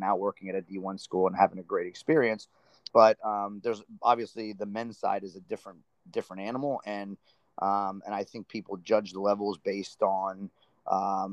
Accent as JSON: {"language": "English", "town": "Miami", "region": "Florida", "country": "United States", "tie": "born or raised there", "said": "you and I are both, you know, born and raised in South Florida, born in Miami"}